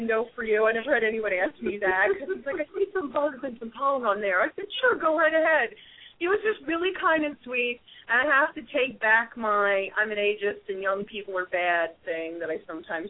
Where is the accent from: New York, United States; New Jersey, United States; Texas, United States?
New Jersey, United States; Tabernacle; born or raised there